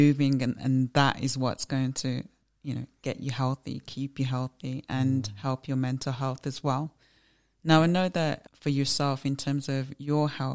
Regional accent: Birmingham, West Midlands, United Kingdom; We're from Birmingham

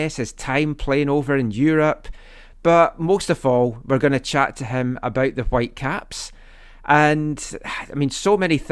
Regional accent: Scotland, United Kingdom; now in Vancouver, Canada; I went back to my home country to see what was number one in Scotland

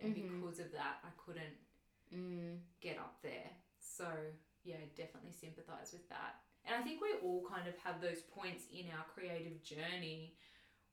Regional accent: Queensland, Australia; moved away; also born or lived in Victoria; I'm from Queensland

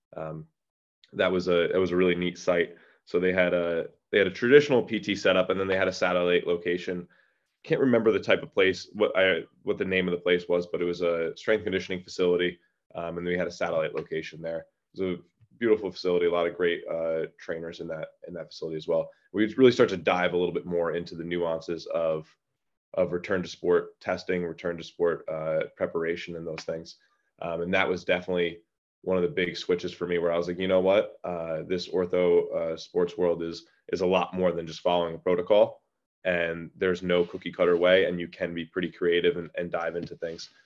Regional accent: Orange County, New York, United States; I'm from Orange County, New York

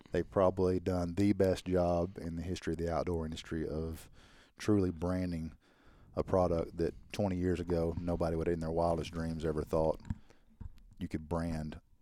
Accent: Arkansas, United States; We're from Arkansas.

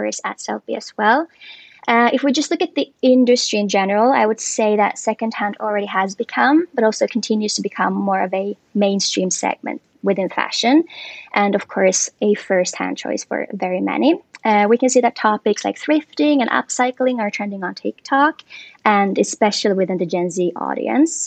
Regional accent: Finland; moved away; I'm originally from Finland

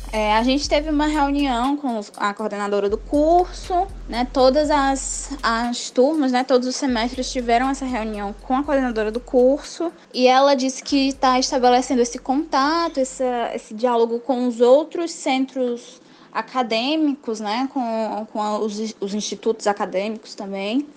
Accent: Fortaleza, Ceará, Brazil; tenho 20 anos, sou de Fortaleza, no Ceará

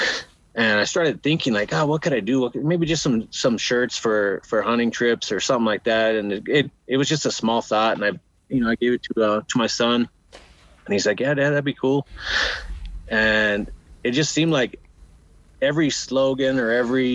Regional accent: New Mexico, United States; now in Arizona, United States; I was born out in Arizona, raised in New Mexico, always outdoors

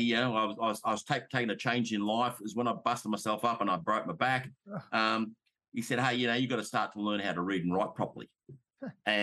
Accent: Australia; I'm an Australian. I talk in Australian language

